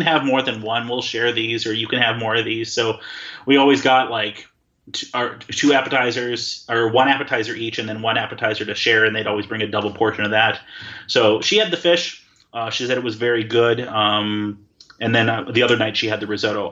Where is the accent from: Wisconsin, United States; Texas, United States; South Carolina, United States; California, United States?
Wisconsin, United States; moved away; I'm from Wisconsin, the land of cheese